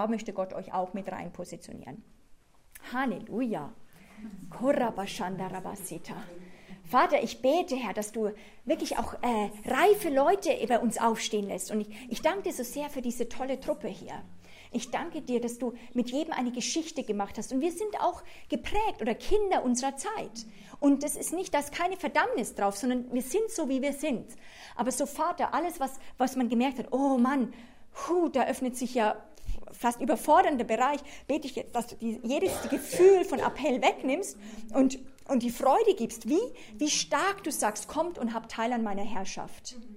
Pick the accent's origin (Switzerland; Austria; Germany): Switzerland; ich bin Anglerin, ich bin Schweizerin, ich bin Europäerin.